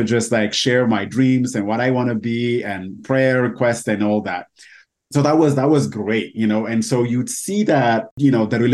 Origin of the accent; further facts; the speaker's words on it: Ethiopia; English is a second language; moved away as an adult; now in United States; I moved from Ethiopia to the U.S. a little over 8 years ago